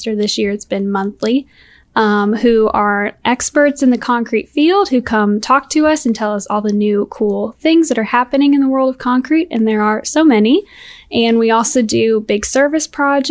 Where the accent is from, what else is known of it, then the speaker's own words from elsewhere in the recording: Madison, Alabama, United States; I am from the Huntsville, Alabama area.